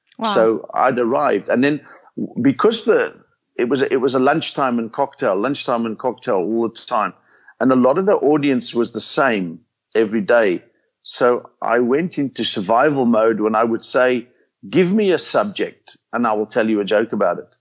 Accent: South Africa; I'm a South African

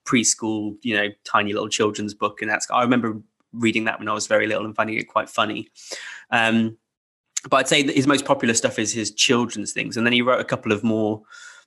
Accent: England, United Kingdom; as a British Christmas kid

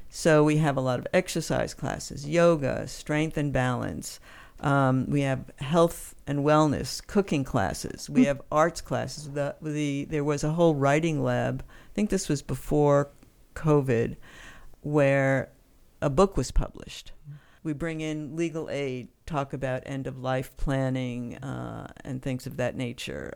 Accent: East Coast, United States; also born or lived in New York City, United States / Western Massachusetts, United States; I am from the East Coast.

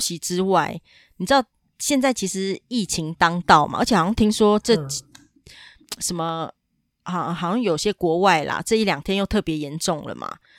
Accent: Taiwan; 我台湾人一辈子可以改三次名字

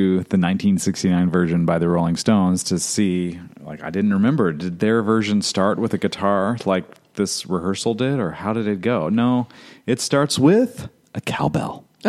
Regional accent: Indiana, United States; growing up in Indiana.

